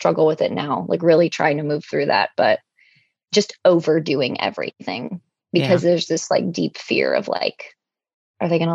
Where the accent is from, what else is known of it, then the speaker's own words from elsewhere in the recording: Cleveland, Ohio, United States; also born or lived in Sevastopol, Ukraine; I grew up in Cleveland